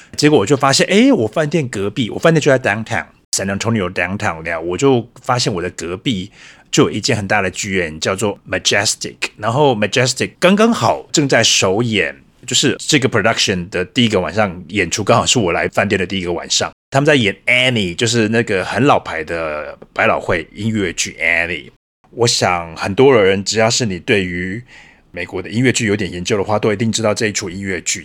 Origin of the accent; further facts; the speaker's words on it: Changhua County, Taiwan; moved away as an adult; also born or lived in Taipei, Taiwan / United States; now in Berlin, Germany; 我出生在彰化，彰化是我的家，然后后来在台北读书受教育，台北也是我的家，然后第三个家乡呢，也就是我的柏林